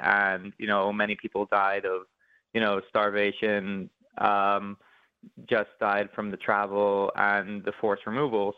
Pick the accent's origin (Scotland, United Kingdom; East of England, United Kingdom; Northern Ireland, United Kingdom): Northern Ireland, United Kingdom; Belfast; I grew up in Belfast